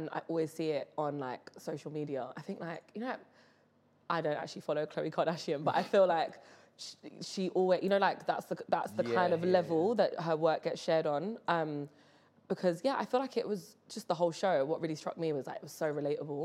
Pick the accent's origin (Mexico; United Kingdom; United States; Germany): United Kingdom; London; I am from West London, very proudly. Caribbean family, Jamaica on one side, Barbados on the other